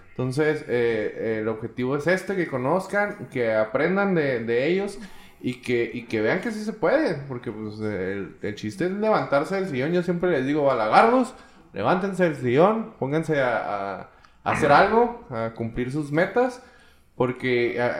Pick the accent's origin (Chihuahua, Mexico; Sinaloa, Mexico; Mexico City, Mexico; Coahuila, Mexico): Chihuahua, Mexico; Yo siento que en Chihuahua nos falta eso el apoyarnos como, como, como mexicanos en realidad, o sea, apoyarse como personas y crecer.